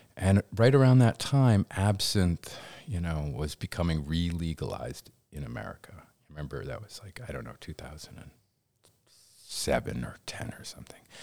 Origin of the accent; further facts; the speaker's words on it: Danvers, Massachusetts, United States; moved away as an adult; also born or lived in Los Angeles; I technically gr-, grew up in Danvers